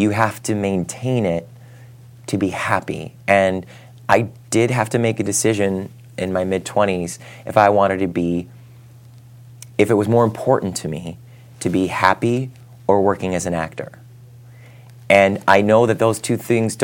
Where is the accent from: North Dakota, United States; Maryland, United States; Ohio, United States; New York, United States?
Ohio, United States; I'm from Ohio. I'm an Irish Catholic